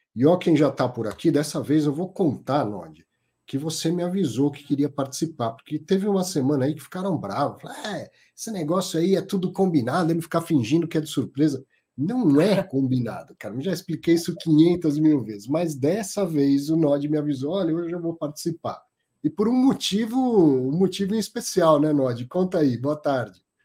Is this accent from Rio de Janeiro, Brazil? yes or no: no; São Paulo, Brazil; Eu ah, sou paulistano